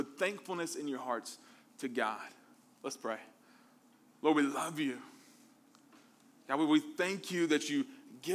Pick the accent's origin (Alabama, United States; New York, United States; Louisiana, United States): Alabama, United States; Mobile; Me growing up in the South, I'm from Mobile, Alabama